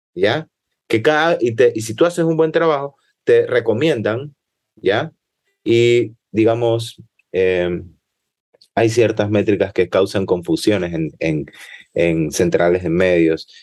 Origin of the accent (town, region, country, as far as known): Ecuador